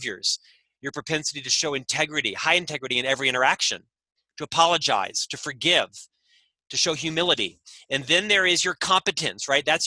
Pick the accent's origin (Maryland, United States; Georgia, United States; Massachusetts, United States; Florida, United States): Florida, United States; Orlando; also born or lived in London / Chicago; now in Utah, United States; Originally from Orlando, Florida